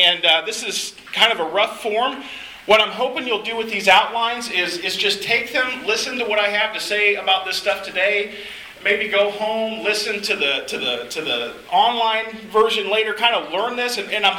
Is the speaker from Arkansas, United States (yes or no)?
yes; Arkansas, United States; moved away as an adult; now in San Francisco, United States; I grew up around Arkansas, and so this is kind of my home stomping grounds, even though we call the West Coast home now